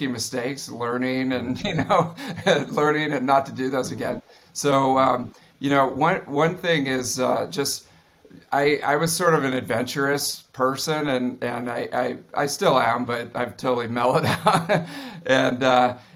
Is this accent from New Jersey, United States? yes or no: no; East Bay, San Francisco, California, United States; I grew up in the East Bay here in San Francisco, out in the suburbs.